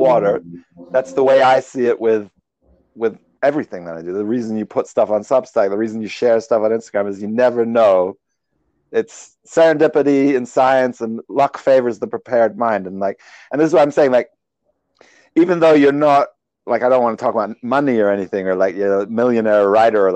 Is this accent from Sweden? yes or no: yes; Sweden; moved away; I was born in Sweden.